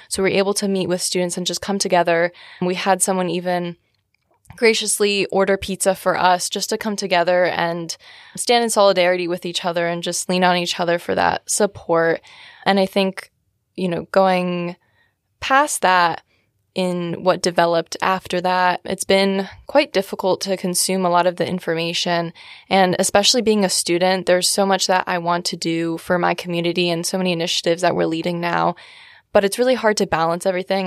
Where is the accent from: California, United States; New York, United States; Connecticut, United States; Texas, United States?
Connecticut, United States; Shelton; I am from Shelton, Connecticut